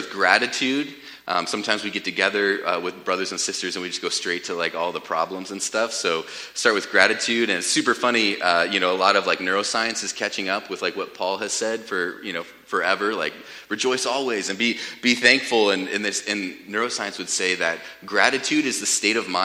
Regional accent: United States; I was brought up in America

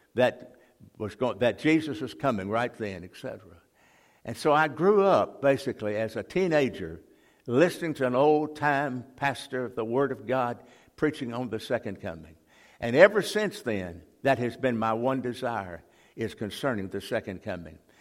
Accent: Jackson, Mississippi, United States; we moved from that part of town, we moved to West Jackson

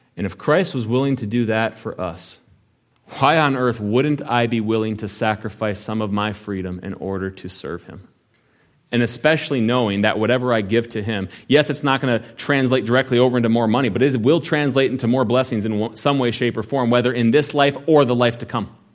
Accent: United States

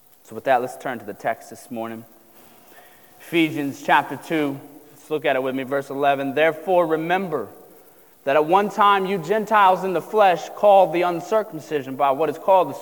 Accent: Southern Ohio, United States; I grew up in Southern Ohio, as most of you know. And we kind of bounced around for a while before we landed in Southern Ohio

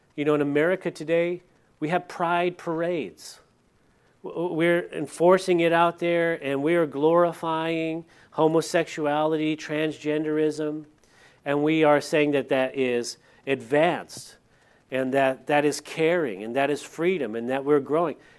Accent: California, United States; moved away; I'm from California, and the area that I lived in behind my old house was the La Purisma State Park

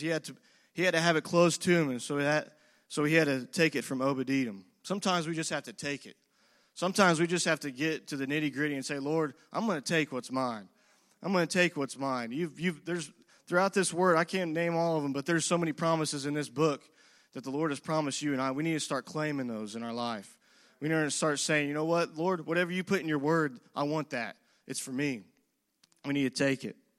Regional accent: United States; as the American people

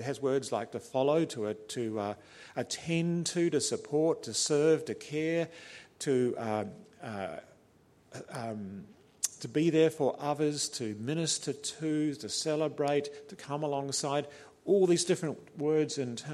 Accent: New Zealand; also born or lived in Australia; I'm fairly passionate in my Kiwi blood as a New Zealander.

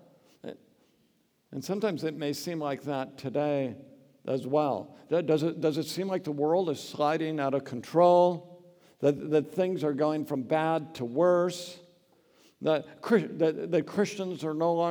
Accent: Oregon, United States; I grew up in Oregon

